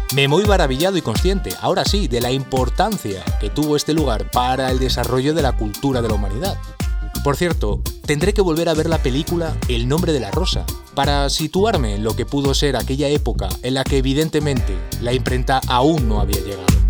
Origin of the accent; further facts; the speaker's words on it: Madrid, Community of Madrid, Spain; Soy de Madrid y trabajo para una multinacional